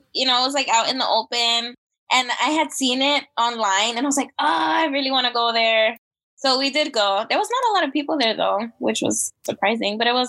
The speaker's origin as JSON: {"language": "English", "region": "Arizona", "country": "United States", "tie": "born or raised there", "also_born_or_lived": "California", "moved": "as an adult", "lives_now": "Maryland, United States", "said": "Arizona, let's say, because that's where I lived the majority of my life so far."}